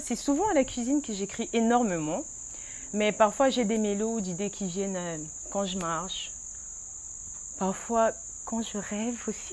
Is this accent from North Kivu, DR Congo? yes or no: no; Kinshasa, DR Congo; also born or lived in Brazzaville; À Kinshasa, je suis née, à Braza. J'étais bien accueillie aussi. J'ai une partie de mon origine là-bas